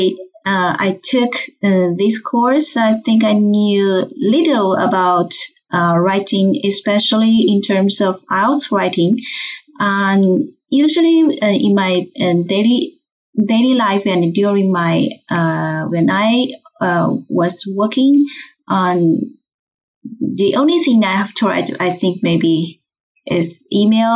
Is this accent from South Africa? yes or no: no; China; English is a second language; moved away as an adult; now in Toronto, Canada; I came from China. Now I live with my daughter in Toronto, Canada